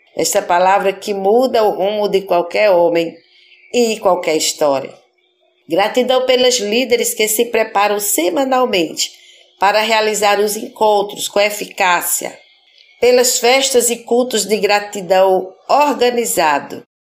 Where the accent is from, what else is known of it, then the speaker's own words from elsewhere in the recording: Pernambuco, Brazil; como pernambucanos, como nordestinos